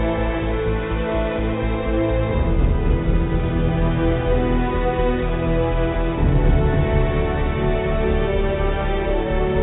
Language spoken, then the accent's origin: English; DR Congo; also born or lived in Boston, United States; now in California, United States; As you all know, I was born and raised in the Congo, in the Democratic Republic of the Congo. I grew up in Congo, Zaire, grew up in Boston